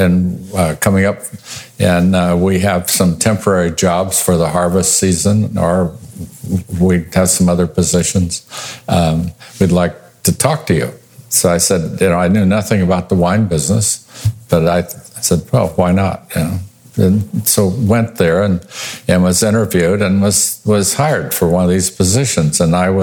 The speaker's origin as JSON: {"language": "English", "town": "Visalia", "region": "California", "country": "United States", "tie": "born or raised there", "also_born_or_lived": "Tulare, California / Cloverdale, California / Oregon", "moved": "as an adult", "said": "I was born and raised in the San Joaquin Valley, born in Tulare and raised in Visalia"}